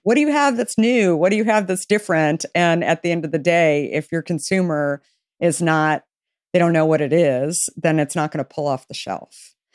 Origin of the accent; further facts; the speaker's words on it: Arizona, United States; I grew up in Arizona